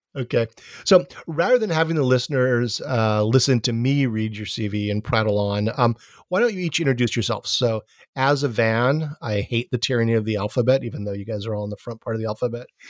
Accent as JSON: {"language": "English", "region": "Hawaii", "country": "United States", "said": "I'm from Hawaii"}